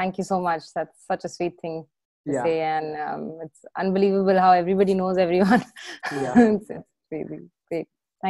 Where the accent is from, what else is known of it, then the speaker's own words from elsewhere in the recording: New Delhi, Delhi, India; moved away as an adult; now in London, United Kingdom; I'm a chartered accountant from India. I was born and brought up in New Delhi